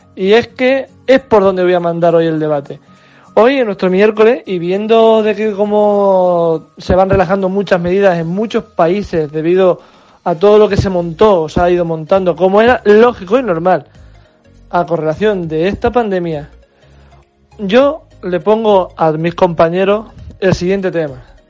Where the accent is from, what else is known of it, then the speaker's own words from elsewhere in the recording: Spain; como buenos españoles